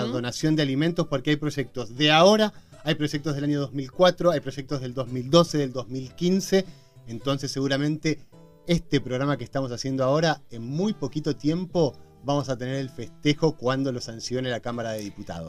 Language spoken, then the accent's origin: Spanish; Argentina; Somos solidarios los argentinos